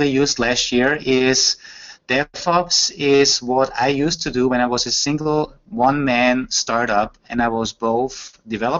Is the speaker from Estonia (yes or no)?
no; Austria; first language German; English is a second language; It is coming from Austria, so German is my native language